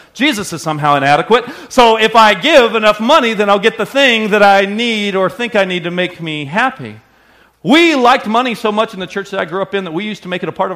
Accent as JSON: {"language": "English", "region": "the South", "country": "United States", "tie": "born or raised there", "moved": "yes", "lives_now": "Wisconsin, United States", "said": "what I grew up understanding in the South"}